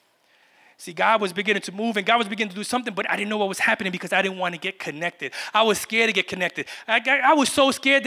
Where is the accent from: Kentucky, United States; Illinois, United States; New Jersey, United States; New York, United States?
New York, United States; New York City; moved away; I was from Brooklyn